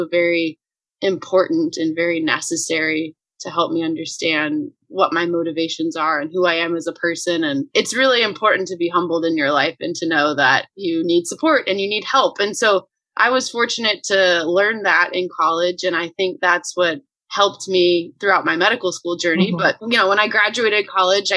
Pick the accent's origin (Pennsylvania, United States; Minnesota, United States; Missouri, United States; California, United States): California, United States; Bakersfield; moved away as an adult; now in Chicago, United States; I am originally from Bakersfield, California, which is in Central California. I grew up there pretty much my whole life